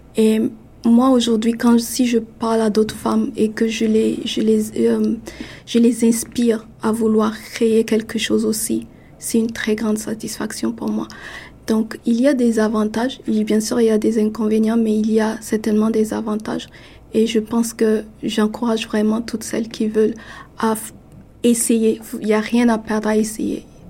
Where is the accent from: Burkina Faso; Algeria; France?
Burkina Faso; now in Toronto, Canada; chez moi au Burkina